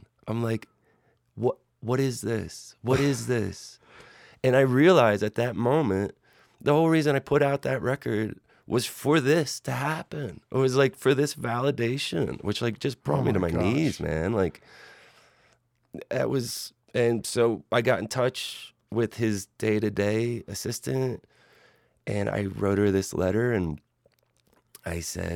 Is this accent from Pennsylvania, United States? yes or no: yes; Philadelphia, Pennsylvania, United States; growing up in Philly